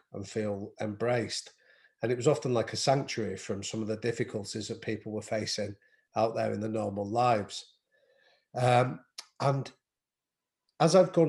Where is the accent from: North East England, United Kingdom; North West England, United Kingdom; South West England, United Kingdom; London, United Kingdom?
North West England, United Kingdom; Manchester; I grew up in North Manchester